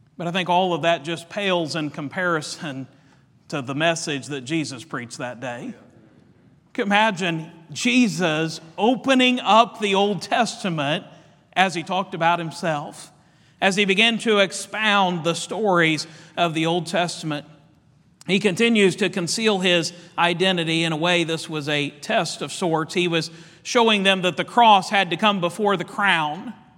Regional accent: Indiana, United States; Our family, we love basketball. We're from Indiana

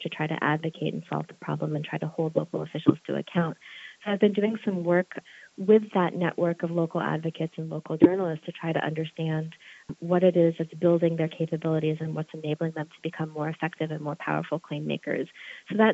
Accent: Charlottesville, Virginia, United States; my hometown here in Charlottesville, Virginia

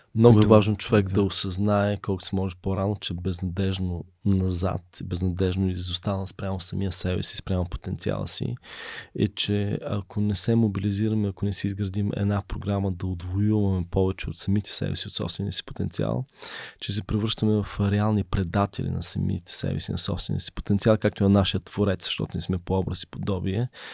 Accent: Bulgaria; also born or lived in Berlin; Аз съм първият българин завършил в Берлин

